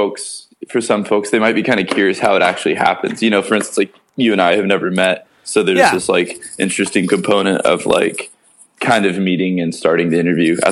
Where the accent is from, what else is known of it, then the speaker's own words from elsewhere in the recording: Canada; As a Canadian, I'm just kind of curious